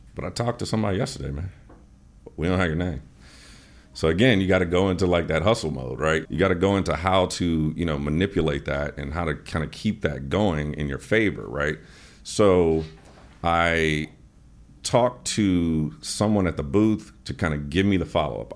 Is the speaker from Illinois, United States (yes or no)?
yes; Chicago, Illinois, United States; moved away; also born or lived in Atlanta; I'm from Chicago, so we used to go to the auto show as a kid